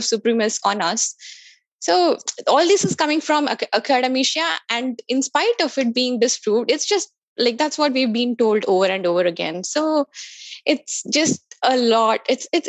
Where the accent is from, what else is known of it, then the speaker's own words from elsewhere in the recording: India; moved away; This theory was taught to me in school in India.